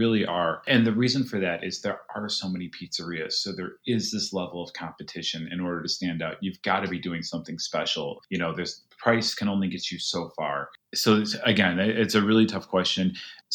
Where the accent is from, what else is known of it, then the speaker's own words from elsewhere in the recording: Chicago, Illinois, United States; we grew up on thin crust pizza